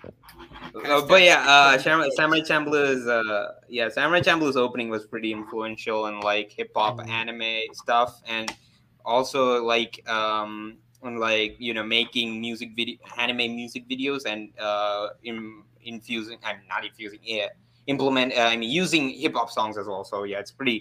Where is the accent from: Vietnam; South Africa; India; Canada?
India; South India; I'm from India, man. I'm from South. I'm from the South